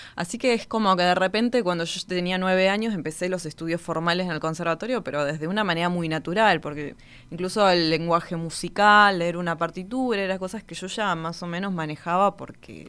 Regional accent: Río Gallegos, Santa Cruz, Argentina; Yo nací en la ciudad de Río Gallegos, en la provincia de Santa Cruz, al sur de Argentina, hmm. Patagonia pura.

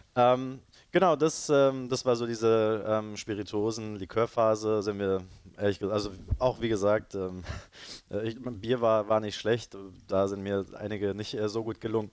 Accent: Berlin, Germany; also born or lived in Leipzig / Cologne / Madrid / London; ich bin äh, hier in Berlin geboren und aufgewachsen

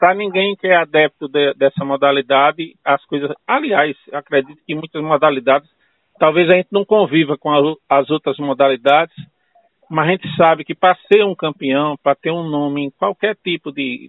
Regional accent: Northeast Region, Brazil; a gente é aqui do Nordeste

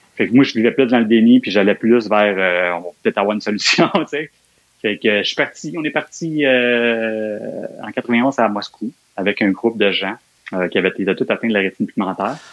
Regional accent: Montreal, Quebec, Canada; je suis né à Montréal. J'ai grandi les premières années de ma vie, ça a été, je suis né à Montréal-Nord en Fait que j'étais un gars de Montréal-Nord, là, euh, jusqu'à aller, jusqu'à mes 15 ans, 14-15 ans, là, j'ai habité Montréal-Nord.

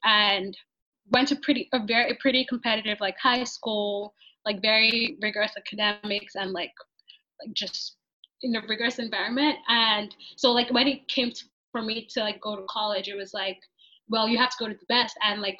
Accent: Nigeria; also born or lived in Chicago, United States; now in Houston, United States; I grew up in Nigeria, across like two cities. I went to Northwestern and studied chemical engineering there. And currently I'm in Houston working as an engineer.

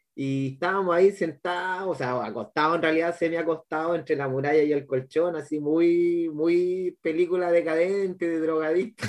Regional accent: Santiago, Santiago Metropolitan Region, Chile; moved away as an adult; now in Valparaíso, Chile; yo vengo de Santiago y vine a estudiar acá a, región, para pues, Valparaíso

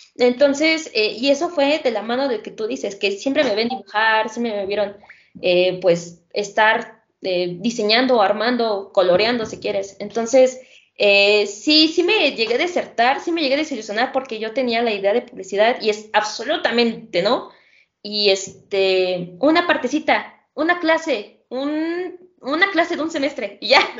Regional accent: Mexico; el sistema educativo con el que contamos aquí en México

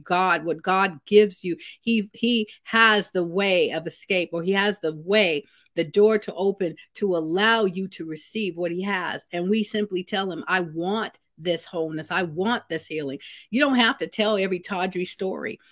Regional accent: Vallejo, California, United States; where I grew up in Vallejo, California, I lived in a house with my grandmother for a lot of my, uh, growing up years

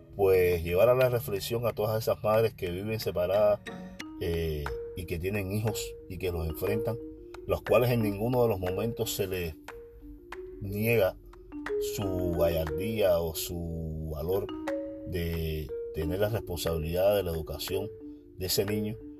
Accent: Cuba; yo solo soy un cubano que conversa

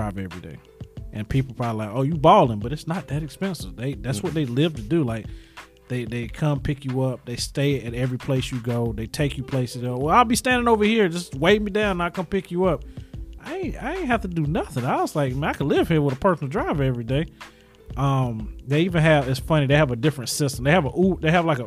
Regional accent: Charlotte, North Carolina, United States; I'm from Charlotte as well

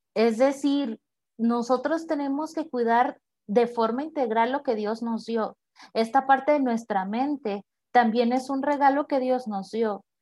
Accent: Tepic, Nayarit, Mexico; soy originaria de Tepic Nayarit

